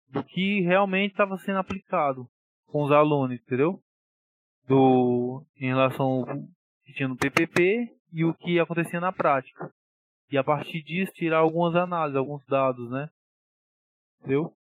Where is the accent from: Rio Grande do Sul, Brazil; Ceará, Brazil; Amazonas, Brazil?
Ceará, Brazil; Sobral; fique aqui na minha cidade natal, eu estava em Sobral, né?